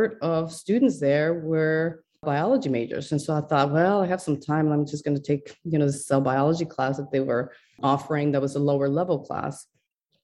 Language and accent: English; Ecuador; moved away; I was in Ecuador, you know, I'm from Ecuador originally, and I was born in a household of four girls.